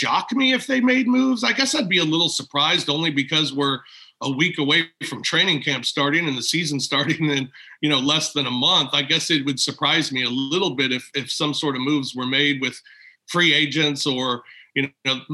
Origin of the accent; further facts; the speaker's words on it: St. Louis, Missouri, United States; When I was a kid, I grew up in St. Louis